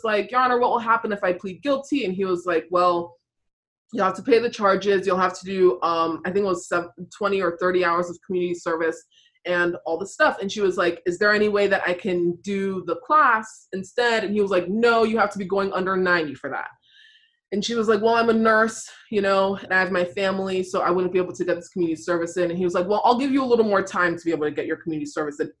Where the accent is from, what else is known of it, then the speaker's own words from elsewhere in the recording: Virginia, United States; I'm from Virginia